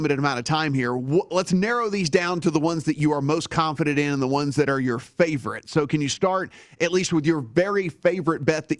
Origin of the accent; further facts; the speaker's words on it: Louisiana, United States; I'm from Louisiana.